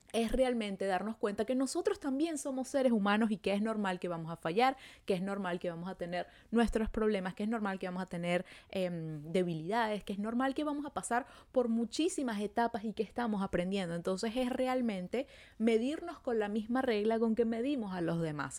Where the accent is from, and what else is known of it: Venezuela; now in Montreal, Canada